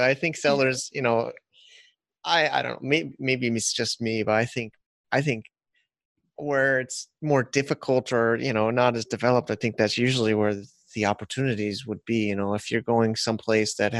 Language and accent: English; United States; as an American